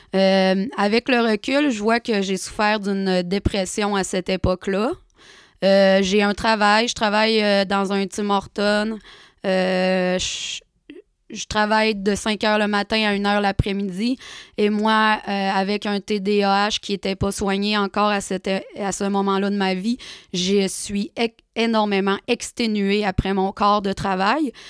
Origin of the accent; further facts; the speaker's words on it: Chicoutimi, Quebec, Canada; je suis retournée euh, chez moi à Chicoutimi